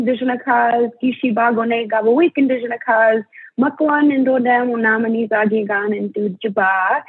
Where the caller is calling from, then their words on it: Minnesota, United States; I'm Bear Clan, and I am phoning in from the Lake Vermilion Reservation, which is District 2 of the Boys Fort Band of Chippewa in northeastern Minnesota.